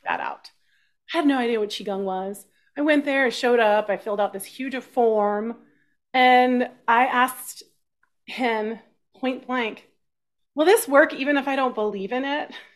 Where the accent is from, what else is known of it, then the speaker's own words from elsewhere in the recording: Austin, Texas, United States; I grew up in Texas